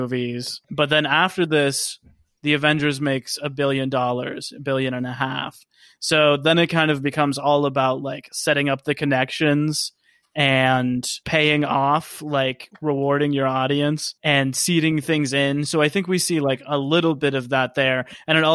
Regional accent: North Carolina, United States; I'm from North Carolina

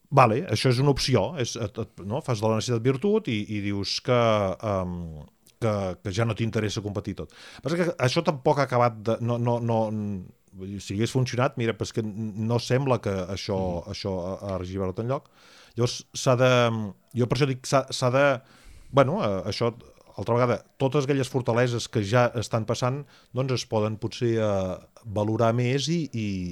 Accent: Catalonia, Spain; nosaltres, eh, com a catalans

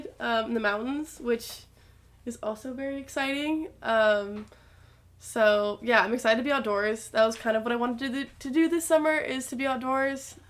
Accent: Colorado, United States; I'm from Colorado, so winters are very different for me

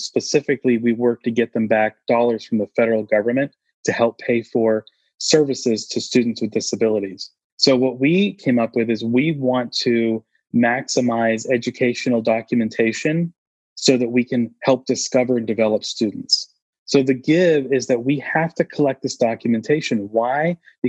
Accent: Austin, Texas, United States; I'm from Austin here, and so we refer to the Alamo quite a bit.

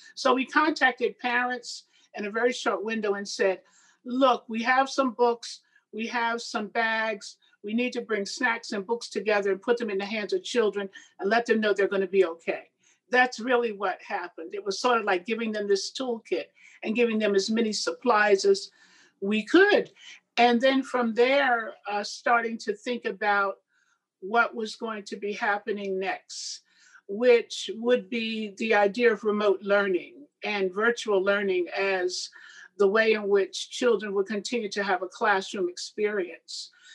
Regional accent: Red Bank, New Jersey, United States; my hometown, Red Bank, New Jersey

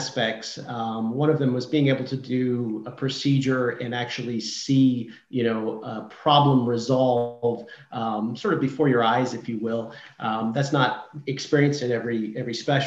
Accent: Seattle, Washington, United States; moved away as an adult; also born or lived in Massachusetts / Maine / Virginia; So I'm originally from Seattle, Washington, and worked my way east over the years.

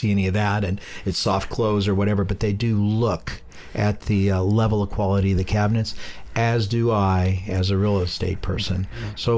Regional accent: San Pablo, California, United States; I grew up in San Pablo, Richmond

